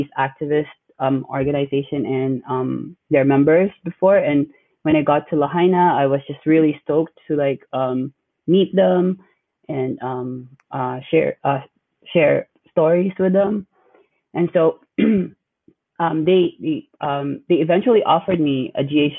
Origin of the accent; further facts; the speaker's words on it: Manila, Metro Manila, Philippines; moved away as an adult; now in Honolulu, United States; I'm Filipino, born and raised in Manila, although my parents are from the northern part, the Cordilleras.